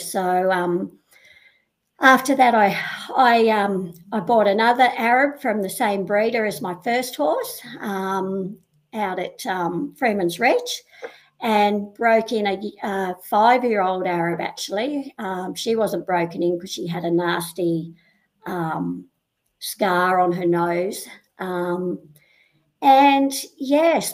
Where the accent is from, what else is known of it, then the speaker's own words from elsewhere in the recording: Sydney, New South Wales, Australia; I'm originally from the Northern Beaches in Sydney, down at Avalon. Grew up there, one of four kids